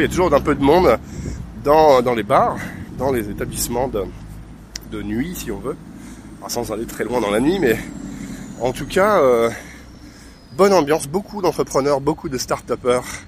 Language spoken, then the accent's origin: French; France; je suis français